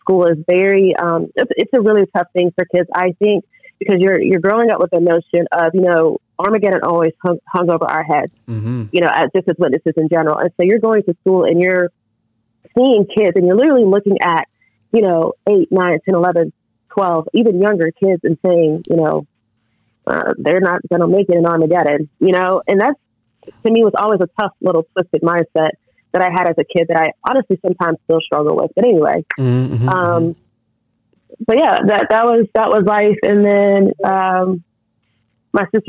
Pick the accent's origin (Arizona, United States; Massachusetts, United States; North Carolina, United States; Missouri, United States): North Carolina, United States; Raleigh; I grew up in the Raleigh area, North Carolina.